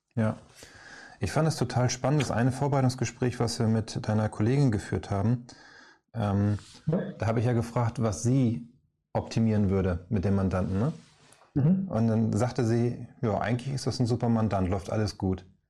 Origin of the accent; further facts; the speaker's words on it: Northern Germany, Germany; also born or lived in Hamburg; wir beide hier aus dem Norden mit Moin